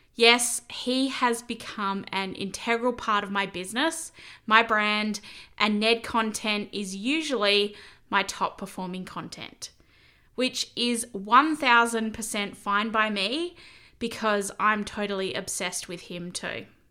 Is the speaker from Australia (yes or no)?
yes; Corrigin, Western Australia, Australia; moved away; I'd been living in my hometown of Corigen for about seven years